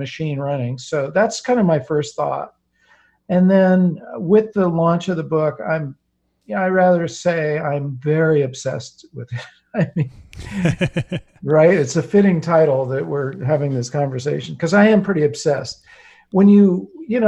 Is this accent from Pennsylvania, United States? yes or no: no; Silicon Valley, California, United States; I grew up in Silicon Valley long before it was called Silicon Valley.